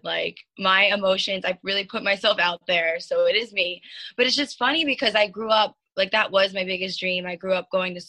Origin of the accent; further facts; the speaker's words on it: Long Island, New York, United States; now in Fort Lauderdale, United States; I'm originally from Long Island. I'm actually like at my parents' house right now.